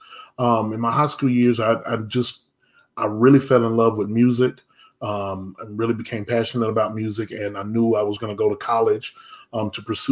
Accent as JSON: {"language": "English", "town": "Anderson", "region": "South Carolina", "country": "United States", "tie": "born or raised there", "moved": "yes", "lives_now": "Irmo, United States", "said": "my hometown is LA, which is Lower Anderson. That's not Los Angeles. That's Lower Anderson"}